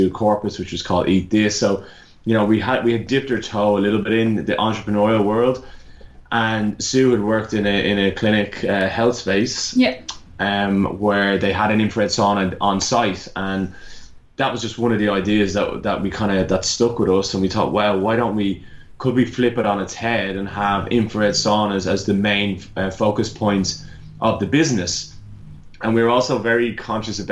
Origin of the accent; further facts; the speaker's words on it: Ireland; accent: Irish; moved away as an adult; also born or lived in Melbourne, Australia; now in Australia; I'm originally Irish, if anyone hasn't guessed by my accent